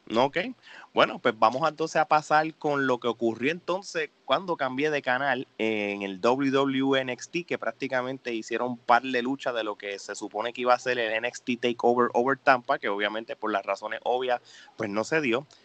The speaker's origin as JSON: {"language": "Spanish", "country": "Puerto Rico", "said": "como somos boricuas"}